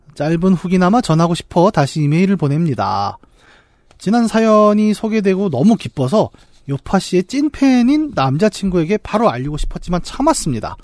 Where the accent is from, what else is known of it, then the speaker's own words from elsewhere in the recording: Bucheon, Gyeonggi Province, South Korea; 저 고향 부천에 이제 중앙극장이라는 데가 있었습니다.